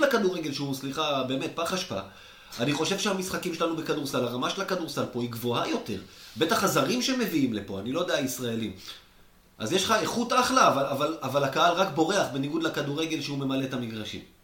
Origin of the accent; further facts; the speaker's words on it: Israel; אני ישראלי